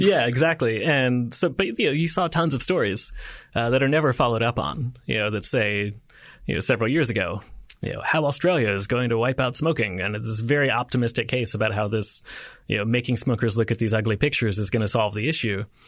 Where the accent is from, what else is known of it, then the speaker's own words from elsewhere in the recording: United States; as an American